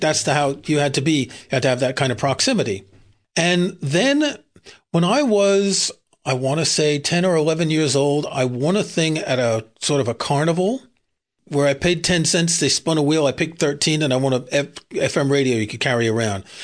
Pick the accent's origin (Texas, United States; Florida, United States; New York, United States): New York, United States; New York City; I grew up in Queens, which is kinda suburbs